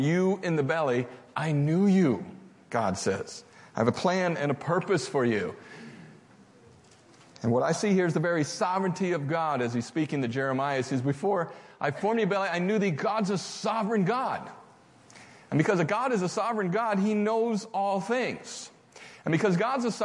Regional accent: Bangor, Michigan, United States; I grew up in Bangor, Michigan

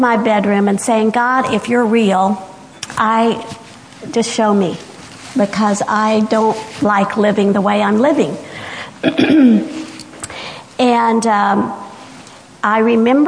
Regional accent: the South, Georgia, United States; I went to church because I'm from the South, and in the South, we go to church

